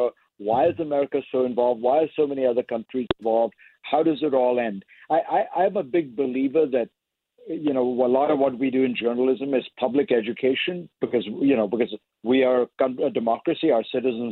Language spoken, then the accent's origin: English; India; moved away; I grew up in India